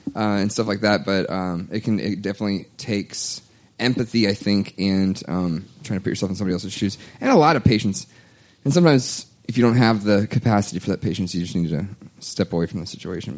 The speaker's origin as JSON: {"language": "English", "country": "United States", "said": "I'm American."}